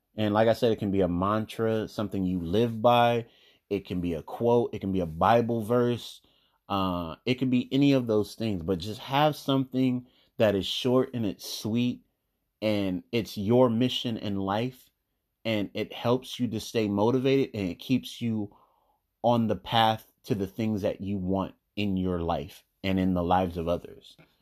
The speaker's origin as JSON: {"language": "English", "country": "United States", "said": "I'm African American"}